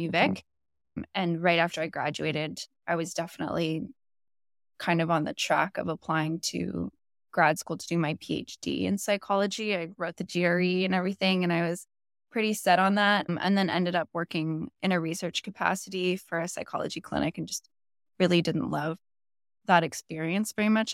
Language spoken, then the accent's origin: English; Bowen Island, British Columbia, Canada; now in Vancouver, Canada; I grew up on a really small island called Bowen Island, which is just off of West Vancouver